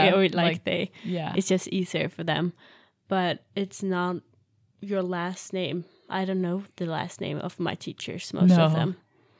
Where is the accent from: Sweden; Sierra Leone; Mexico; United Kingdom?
Sweden; English is a second language; now in United States; I don't know how it is in other countries either, but, like, I'm just talking from Sweden. Because that's the only thing I know.